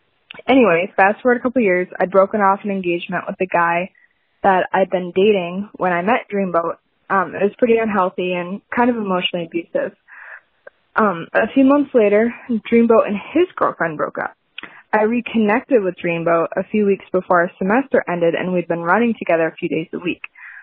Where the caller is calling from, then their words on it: Grand Rapids, Michigan, United States; So I'm calling from Grand Rapids